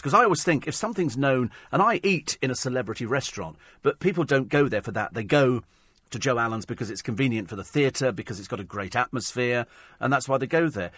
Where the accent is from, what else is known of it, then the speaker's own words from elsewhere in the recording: United Kingdom; We're British